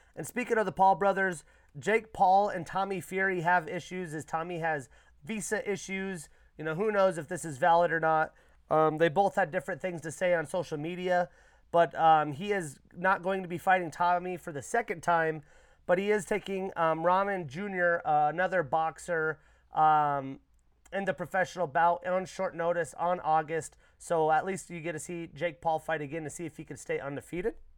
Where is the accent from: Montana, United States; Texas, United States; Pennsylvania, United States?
Montana, United States; Arlee; here in my hometown, Arley, Montana.